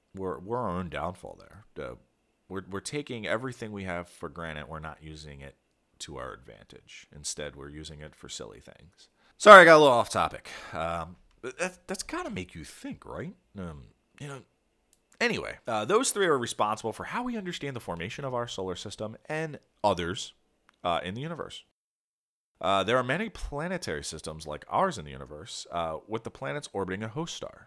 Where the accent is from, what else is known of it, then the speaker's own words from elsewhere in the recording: Philadelphia suburbs, southern New Jersey, United States; I grew up in Philadelphia, well, the Philadelphia suburbs. uh, in southern New Jersey. So across the river from Philadelphia